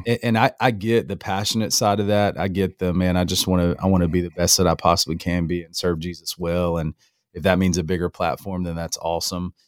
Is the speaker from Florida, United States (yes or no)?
yes; North Florida, United States; moved away as an adult; also born or lived in Alabama; now in Apex, United States; I'm raised in North Florida